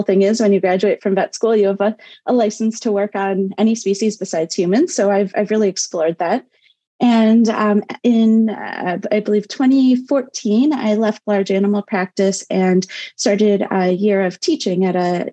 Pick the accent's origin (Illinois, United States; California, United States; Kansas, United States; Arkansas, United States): Illinois, United States; Chicago; moved away as an adult; also born or lived in Ithaca, New York / Madison, Wisconsin; I grew up in Chicago, and this is, where I've now returned